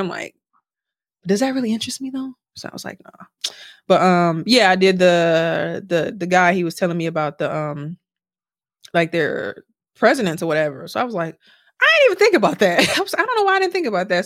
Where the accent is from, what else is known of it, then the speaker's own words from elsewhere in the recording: Milwaukee, Wisconsin, United States; now in Houston, United States; from Milwaukee